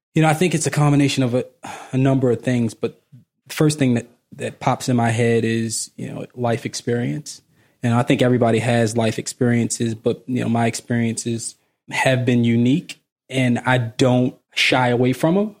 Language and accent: English; Baltimore, Maryland, United States; moved away; I'm originally from Baltimore